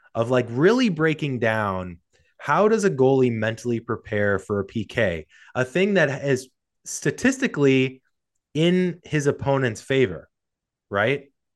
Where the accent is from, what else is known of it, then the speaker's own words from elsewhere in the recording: St. Louis, Missouri, United States; moved away; I'm from St. Louis originally